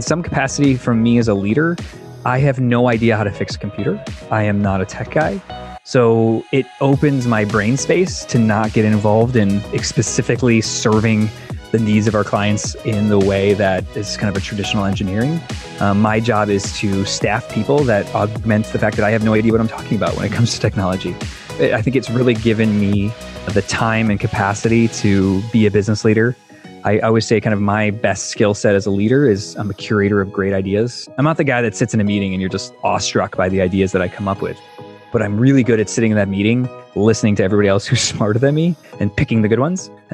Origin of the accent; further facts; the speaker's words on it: Chicago, Illinois, United States; moved away as an adult; now in Indianapolis, United States; I grew up in Chicago.